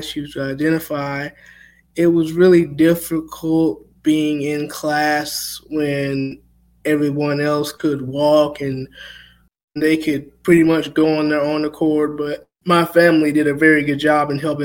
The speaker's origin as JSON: {"language": "English", "town": "Thomaston", "region": "Georgia", "country": "United States", "tie": "born or raised there", "said": "Growing up in Georgia"}